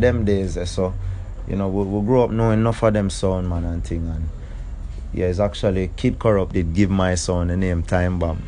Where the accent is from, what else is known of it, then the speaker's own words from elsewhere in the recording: Kingston, Jamaica; Town man, Kingston.